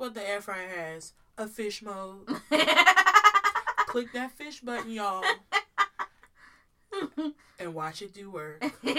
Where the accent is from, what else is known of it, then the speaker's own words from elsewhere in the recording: Maryland, United States; I am from Maryland.